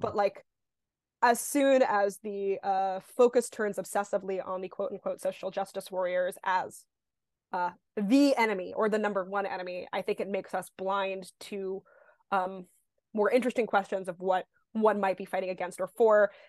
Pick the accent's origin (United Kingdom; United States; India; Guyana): United States; New York; I'm born and raised in New York